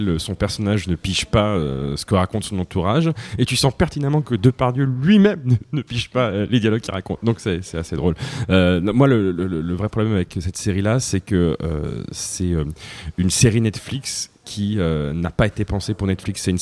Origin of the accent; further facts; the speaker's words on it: Russia; Je suis russe, je suis russe.